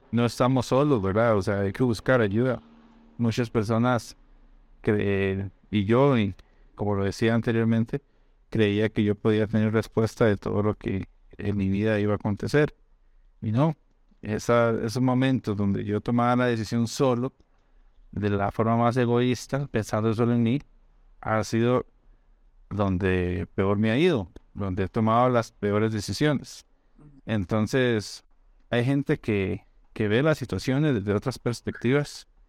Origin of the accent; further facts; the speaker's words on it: Costa Rica; moved away as an adult; also born or lived in Brazil / Spain; los dos somos de Costa Rica